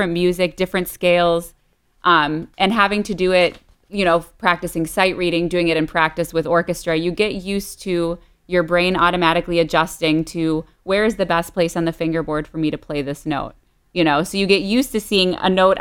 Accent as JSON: {"language": "English", "town": "Detroit", "region": "Michigan", "country": "United States", "tie": "born or raised there", "moved": "yes", "lives_now": "Miami, United States", "said": "I grew up outside of Detroit in the suburbs and currently in Miami, Florida"}